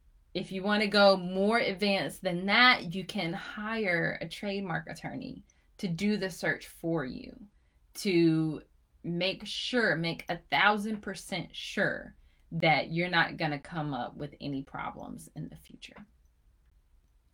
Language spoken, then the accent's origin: English; Chapel Hill, North Carolina, United States; I'm from Chapel Hill